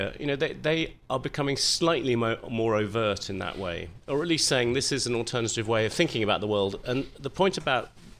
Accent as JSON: {"language": "English", "region": "England", "country": "United Kingdom", "said": "being English"}